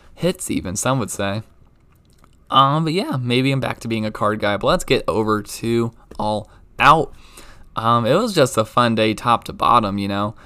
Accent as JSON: {"language": "English", "town": "Baltimore", "region": "Maryland", "country": "United States", "tie": "born or raised there", "moved": "yes", "said": "growing up in Baltimore"}